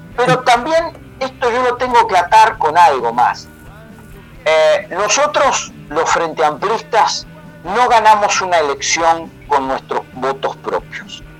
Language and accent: Spanish; Montevideo, Uruguay; yo soy de Montevideo, aunque hablo así medio raro, nací, me crié en Montevideo